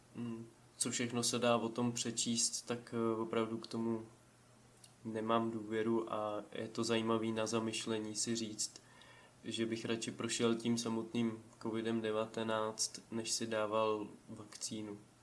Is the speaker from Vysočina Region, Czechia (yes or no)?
yes; Vysočina Region, Czechia; tady u nás na Vysočině